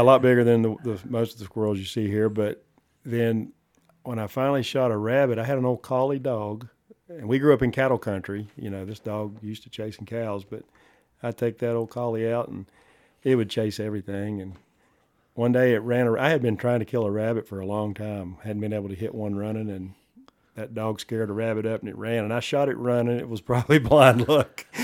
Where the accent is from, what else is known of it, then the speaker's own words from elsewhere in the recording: the South, United States; moved away as an adult; now in Johnson County, Wyoming, United States; I was born and raised in the South